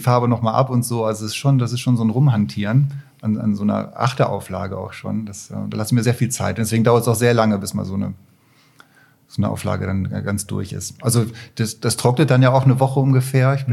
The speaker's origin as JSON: {"language": "German", "town": "Barsinghausen", "region": "Lower Saxony", "country": "Germany", "tie": "born or raised there", "also_born_or_lived": "Katowice, Poland", "moved": "as an adult", "lives_now": "Düsseldorf, Germany"}